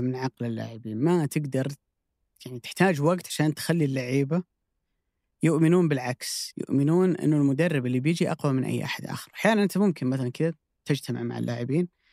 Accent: Saudi Arabia; عندنا في السعوديه

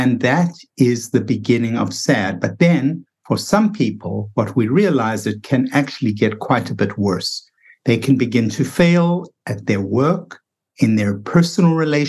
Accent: South Africa; now in United States; because I felt it myself when I came from South Africa to the United States. I felt myself slowing down and less productive. And I thought, what's going on here? It never was like this in South Africa.

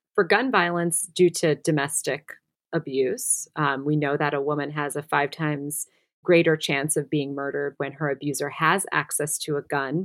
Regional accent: Midwest, United States; I'm also from the Midwest

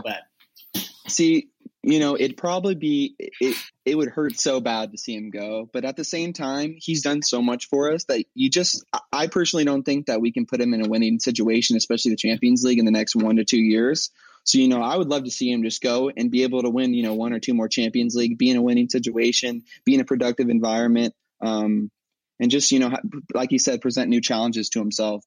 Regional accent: Huntington Beach, California, United States; I'm from Huntington Beach, California

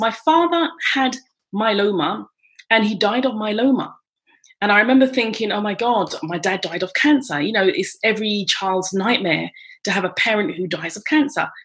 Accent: London, United Kingdom; moved away as an adult; now in France; I'm British, from London, England. And I've been living in France for 26 years.

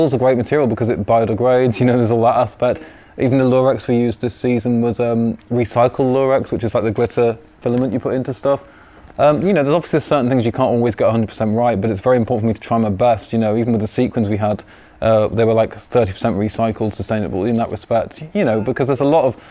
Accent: York, Yorkshire and the Humber, United Kingdom; also born or lived in Leeds / London / Paris; I'm from York. I was actually born in Leeds, but I'm born and raised in York

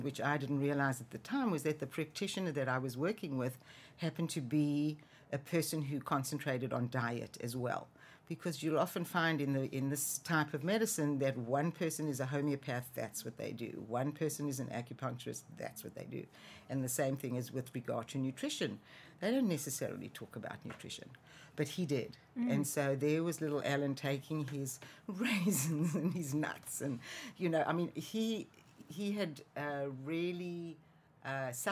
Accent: South Africa; moved away as an adult; Born and raised in South Africa

